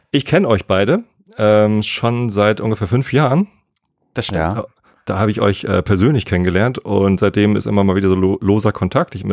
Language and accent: German; Germany; also born or lived in Hamburg; Und ich bin in Hamburg geboren. Ich bin südlich von Hamburg aufgewachsen und habe dann in Hamburg studiert und jetzt wohne ich wieder südlich von Hamburg. Also ich bin ein absolutes Landei, der totale normalo Spießer-Typ, äh, wohnt hier auf dem Dorf im Speckgürtel von der Stadt